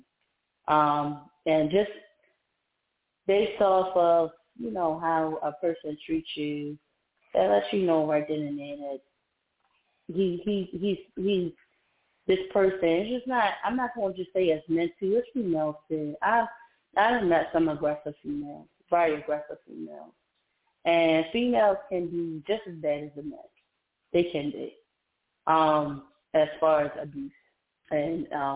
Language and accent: English; Maryland, United States; moved away as an adult; also born or lived in Georgia; right now I'm in Maryland. So I moved back to my hometown, but I live in the outskirts of Maryland.